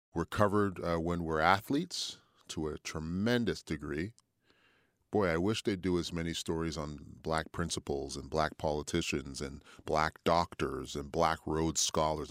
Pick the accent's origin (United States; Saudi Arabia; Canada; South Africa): Canada; Montreal, Quebec; moved away as an adult; also born or lived in Toronto / Ottawa / Fredericton; now in Halifax, Canada; moved back to my hometown of Montreal